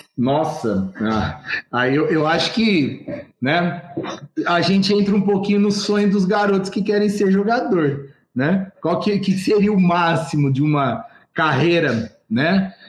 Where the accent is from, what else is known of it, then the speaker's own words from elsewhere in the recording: Ribeirão Preto, São Paulo, Brazil; eu nasci na Vila Tibério, uhum. né? Me criei dentro do polo esportivo do Botafogo